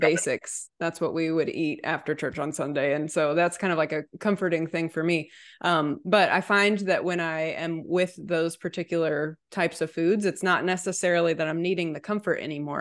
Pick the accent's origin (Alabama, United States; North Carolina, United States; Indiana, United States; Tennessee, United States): Tennessee, United States; Chattanooga; now in Nashville, United States; I was born and raised in Chattanooga